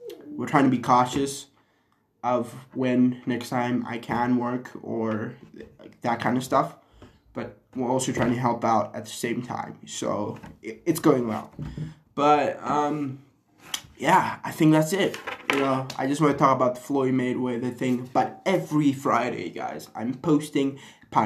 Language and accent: English; Zimbabwe; moved away; my hometown, my home country, Zim.